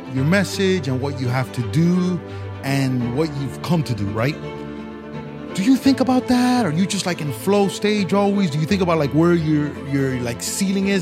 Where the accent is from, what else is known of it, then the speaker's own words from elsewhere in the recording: Miami, Florida, United States; growing up in Miami